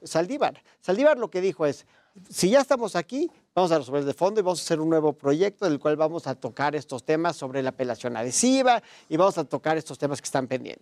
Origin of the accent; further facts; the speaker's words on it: Mexico; como mexicano